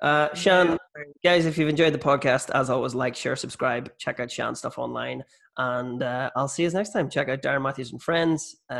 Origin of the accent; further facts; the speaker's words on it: Ireland; moved away as an adult; also born or lived in Australia; as an Irish person